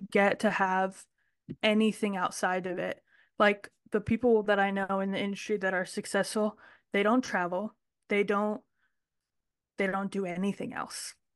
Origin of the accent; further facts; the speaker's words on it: Ohio, United States; also born or lived in Kentucky; I grew up in Ohio, and I ran barrel horses